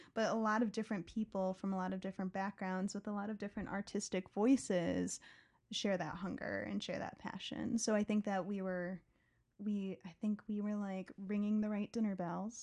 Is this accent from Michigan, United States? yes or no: no; southwest suburbs of Chicago, Illinois, United States; I grew up in the southwest suburbs, about forty-five minutes away from Chicago